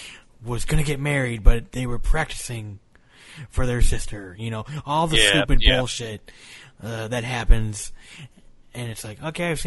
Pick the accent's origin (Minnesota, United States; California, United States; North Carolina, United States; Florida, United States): Minnesota, United States; moved away; I grew up in Minnesota, so we have winter and all that bullshit up there, and snow like crazy. And I moved south.